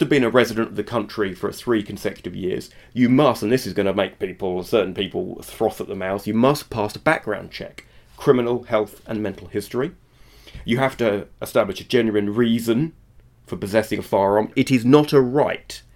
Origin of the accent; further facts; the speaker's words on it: United Kingdom; now in Israel; I'm British